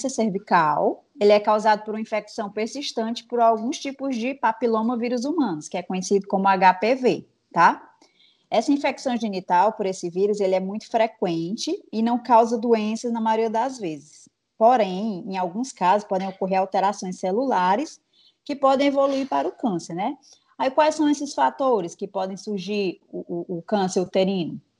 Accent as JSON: {"language": "Portuguese", "town": "Fortaleza", "region": "Ceará", "country": "Brazil", "said": "eu sou de Fortaleza, Ceará"}